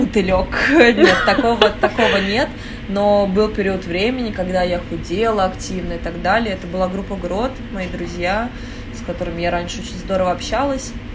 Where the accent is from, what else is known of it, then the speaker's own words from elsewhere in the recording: Moscow, Russia; я родилась в Москве, угу. и я никогда где-то не жила.